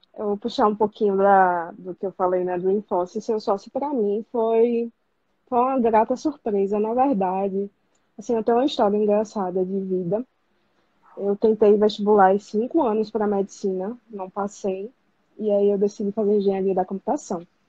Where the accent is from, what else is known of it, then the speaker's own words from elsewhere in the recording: Aracaju, Sergipe, Brazil; now in Recife, Brazil; Vou voltar pra minha cidade natal, que é Aracaju